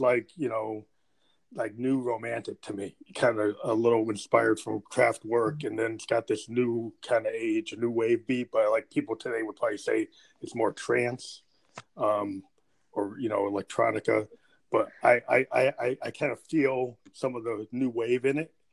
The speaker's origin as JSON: {"language": "English", "country": "United States", "said": "I'm American"}